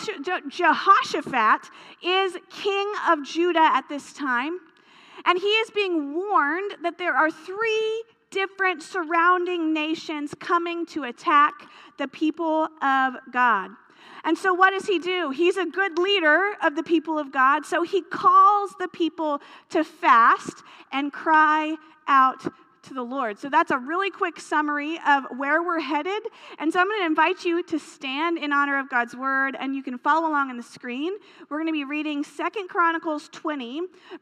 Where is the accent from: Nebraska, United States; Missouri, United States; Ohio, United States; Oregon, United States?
Missouri, United States; Hartville; I grew up in Hartville, Missouri